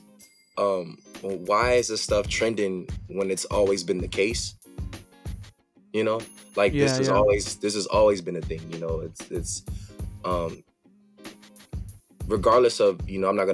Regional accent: Los Angeles, California, United States; I'm from Los Angeles, California, specifically the Crenshaw District. That's what it is. I mean, I was born and raised in the city

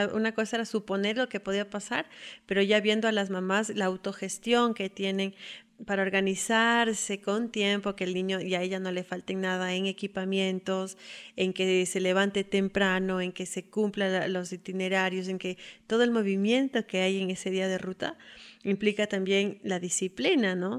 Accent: Quito, Pichincha, Ecuador; Soy de Quito

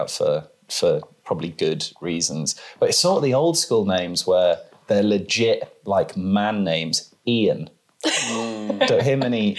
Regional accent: England, United Kingdom; No, because I'm from England.

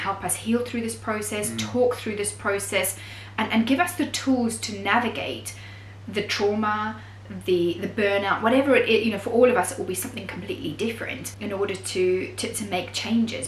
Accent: Zimbabwe; moved away as an adult; now in United Kingdom; So I am from Zimbabwe originally and I'm Greek, and I grew up there for most of my life and then moved to the UK when I was at the age of 20

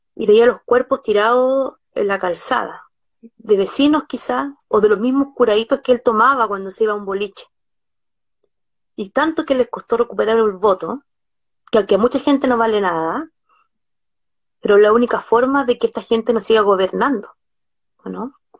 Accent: Chile

